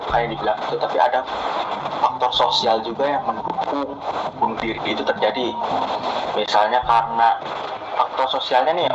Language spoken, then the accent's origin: Indonesian; South Korea; Indonesian is a second language; saya orang Korea saya akui orang Korea adalah individualis